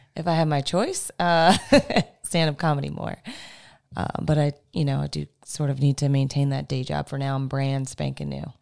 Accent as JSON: {"language": "English", "town": "Baltimore", "region": "Maryland", "country": "United States", "moved": "as an adult", "lives_now": "Washington, United States", "said": "I'm originally from Baltimore"}